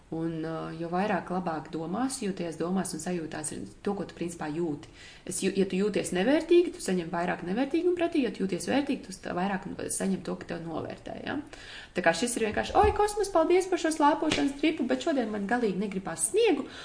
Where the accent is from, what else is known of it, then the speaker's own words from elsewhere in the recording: Latvia; mēs nākam no Latvijas foršās vidas